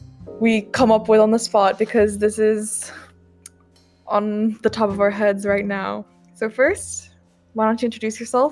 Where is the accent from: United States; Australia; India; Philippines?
Philippines; So if you didn't know, I'm Filipino, and if I'm feeling bold enough, we'll also talk in Tagalog, okay?